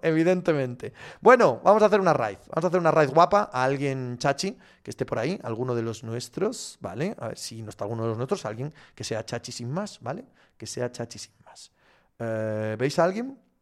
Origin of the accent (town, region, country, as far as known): Gijón, Asturias, Spain